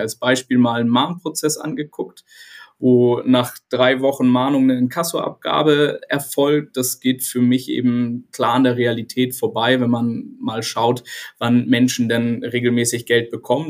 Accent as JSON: {"language": "German", "region": "Hamburg", "country": "Germany", "tie": "born or raised there", "said": "Ich bin Hamburger Jung und inzwischen 43 Jahre alt"}